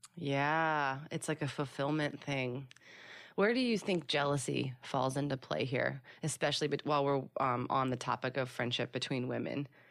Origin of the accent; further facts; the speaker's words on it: Philadelphia, Pennsylvania, United States; now in Los Angeles, United States; I was born and raised in Philly